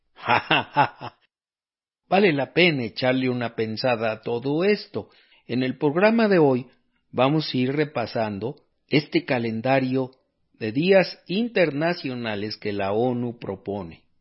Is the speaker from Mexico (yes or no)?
yes; Mexico; aquí en México